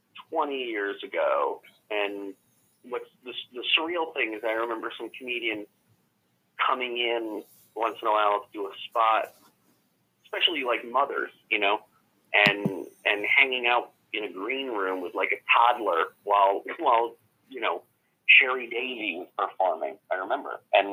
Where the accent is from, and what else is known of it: Lee, Massachusetts, United States; born or raised there; moved away; also born or lived in Pittsfield, Massachusetts